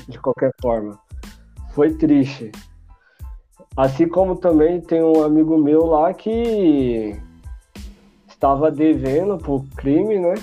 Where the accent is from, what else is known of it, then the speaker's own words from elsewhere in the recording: Guarulhos, São Paulo, Brazil; nascido e criado em Guarulhos